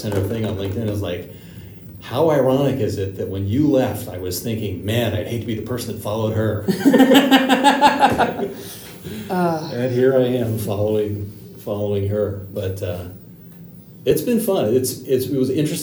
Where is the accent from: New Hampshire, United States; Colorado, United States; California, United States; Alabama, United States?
California, United States; Southern; also born or lived in Santa Cruz area; I grew up in Southern California. I finished high school in Santa Cruz area